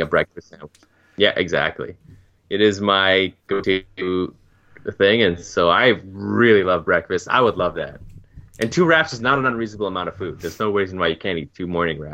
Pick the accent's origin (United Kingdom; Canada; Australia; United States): Canada; as a Canadian